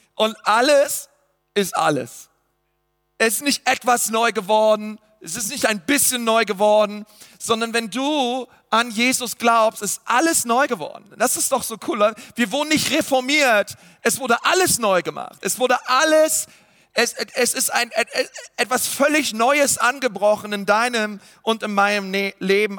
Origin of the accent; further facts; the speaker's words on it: Germany; ich wurde in Deutschland geboren, ich habe deutsche Eltern